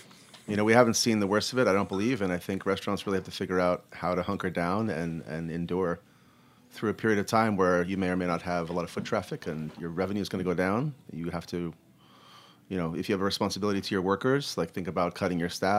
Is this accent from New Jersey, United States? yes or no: yes; New Jersey, United States; I'm descended from Irish and Scottish folks. I'm a dumb Irish kid from Jersey